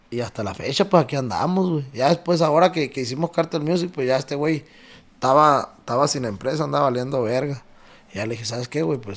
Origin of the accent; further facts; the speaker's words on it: Sonora, Mexico; Somos cinco de Sonora.